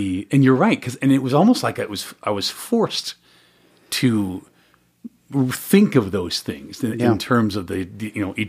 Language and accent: English; Salt Lake City, Utah, United States; born there; You know, I was born in Salt Lake City.